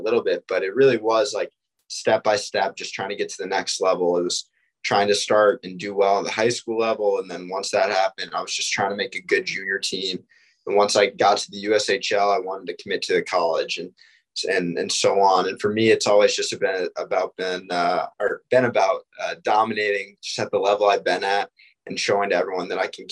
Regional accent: Greenwich, Connecticut, United States; moved away as an adult; I went to prep school in Connecticut, actually in my hometown

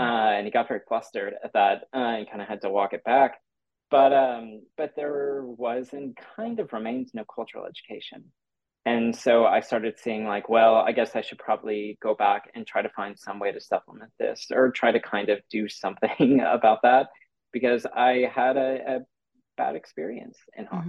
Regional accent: Santa Rosa, California, United States; also born or lived in San Jose; I grew up in Santa Rosa, uh, which is about an hour north of San Francisco

